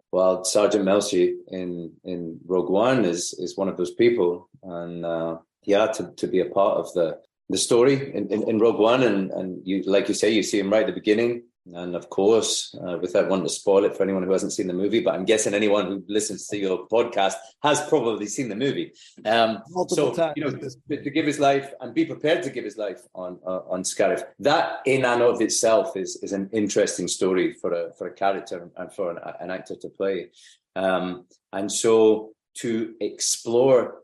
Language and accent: English; Lockerbie, Scotland, United Kingdom; where I grew up in Lockerbie